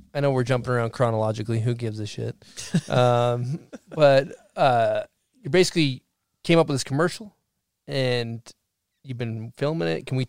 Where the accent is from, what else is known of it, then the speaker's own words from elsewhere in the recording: Massachusetts, United States; I grew up in Massachusetts.